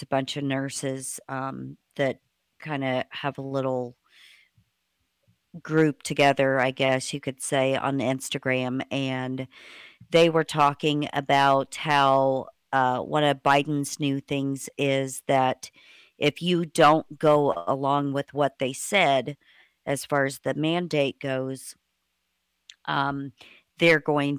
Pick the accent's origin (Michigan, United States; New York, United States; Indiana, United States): Indiana, United States; now in Tennessee, United States; like me originally, I came from Indiana, and Tennessee was not a compact state, so I had to reapply for a license down here